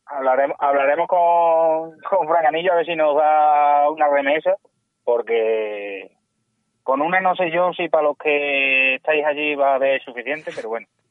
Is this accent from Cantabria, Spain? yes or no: no; Almendralejo, Extremadura, Spain; also born or lived in Seville; soy de Almendralejo, pero he nacido en Sevilla.